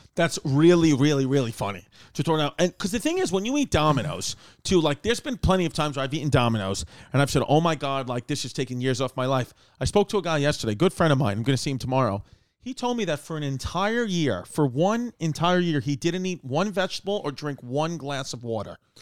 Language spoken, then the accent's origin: English; New York, United States; I'm a New Yorker